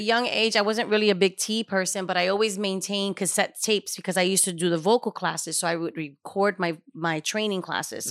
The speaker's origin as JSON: {"language": "English", "town": "New York City", "region": "New York", "country": "United States", "tie": "born or raised there", "said": "was born and raised in Spanish Harlem"}